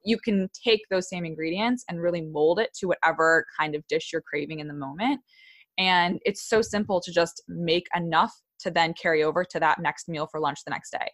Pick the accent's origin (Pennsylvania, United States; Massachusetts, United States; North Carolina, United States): Massachusetts, United States; Wellesley; moved away as an adult; also born or lived in New York / Virginia; my hometown of Wellesley, Massachusetts, like a few, like twenty, twenty to forty minutes outside Boston